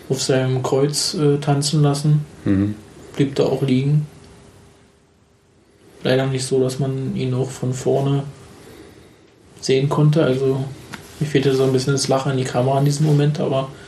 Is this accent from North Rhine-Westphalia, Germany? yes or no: no; Berlin, Germany; Ja, Erfurt als Berliner kann ich schon sagen.